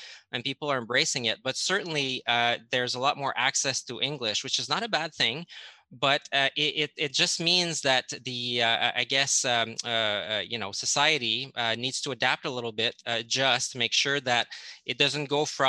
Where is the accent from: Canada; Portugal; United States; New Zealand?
Canada; Quebec; I'm originally from Quebec. I'm actually from an exogamous family. So my mom is an Anglo-Quebecer and my dad is a Francophone from Quebec. So I see the two sides of the story.